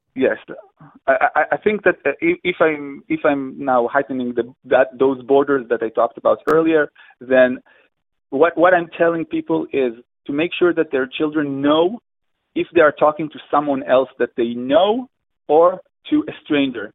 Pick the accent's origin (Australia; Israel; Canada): Israel; I'm from Israel